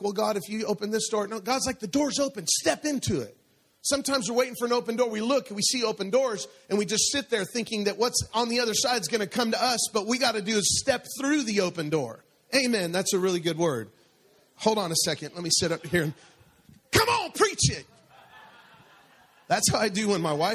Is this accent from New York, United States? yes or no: no; Denver, Colorado, United States; moved away; I'm from Denver, Colorado, and it's a little bit colder there. And it would snow there in the winter.